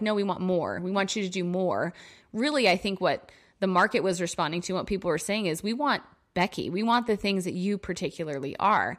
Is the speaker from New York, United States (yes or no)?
yes; New York, United States; moved away; in my hometown visiting my parents